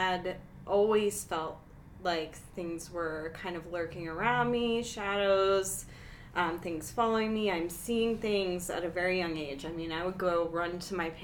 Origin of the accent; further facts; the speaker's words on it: Pennsylvania, United States; moved away as an adult; now in Denver, United States; I'm from Pennsylvania originally